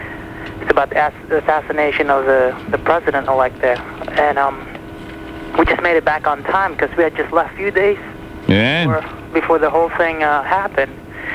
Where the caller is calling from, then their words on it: New Jersey, United States; Calling from New Jersey.